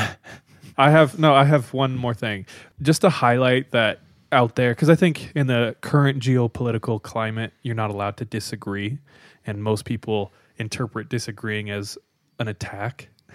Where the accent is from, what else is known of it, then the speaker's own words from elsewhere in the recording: California, United States; I'm from California